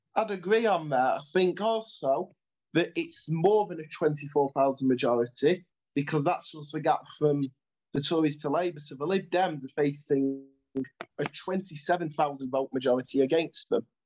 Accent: Stockport, North West England, United Kingdom; I'm from Stockport, but I live in a slightly more marginal seat

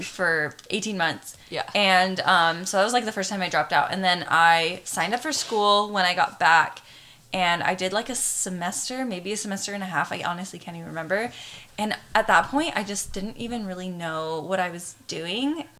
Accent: Arizona, United States; moved away as an adult; also born or lived in Hawaii; now in California, United States; I've lived in Hawaii for the last six years, but I'm originally from Arizona and that's where all of our family pretty much still is

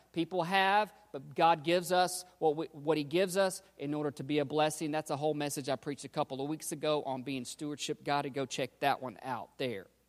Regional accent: United States; we're American Christians

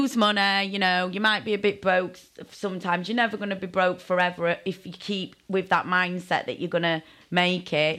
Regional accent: Sheffield, Yorkshire and the Humber, United Kingdom; now in Bristol, United Kingdom; I didn't live in Bristol then, I was from Sheffield

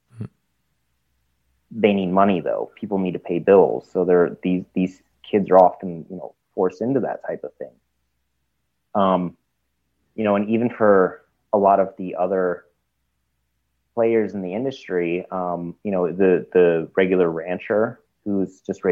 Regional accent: Germany; moved away; I'm originally, I'm from Germany. I went back to visit family recently

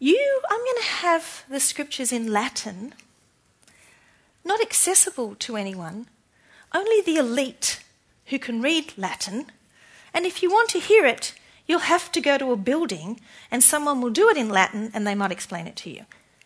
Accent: Australia; I'm more Australian than Christian

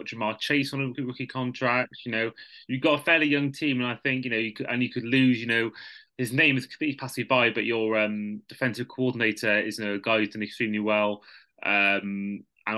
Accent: United Kingdom

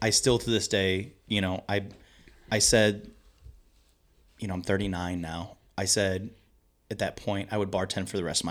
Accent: Maryland Heights, Missouri, United States; I mean, I'm from Maryland Heights. When me and my wife got married, I wanted to live in St. Louis County.

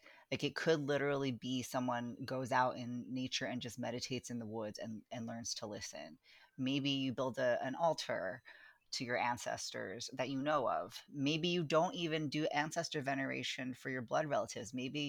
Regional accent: California, United States; now in Baltimore, United States; I'm as much a Californian as I am, you know, someone whose ancestors are from the Philippines. And right now I live in Baltimore

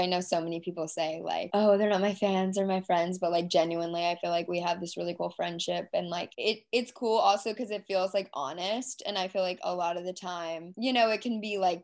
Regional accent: Dallas, Texas, United States; I grew up in Dallas

